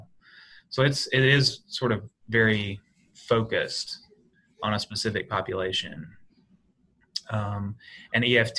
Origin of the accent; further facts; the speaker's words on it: Alabama, United States; moved away as an adult; also born or lived in West Texas; now in Philadelphia, United States; I grew up in Alabama and then I lived in West Texas for 2 years.